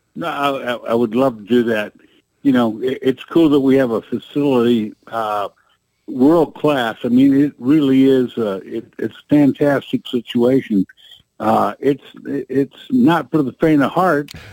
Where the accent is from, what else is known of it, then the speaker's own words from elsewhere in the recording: the Ozarks, United States; we came from the Ozarks, so you know what the roads are like here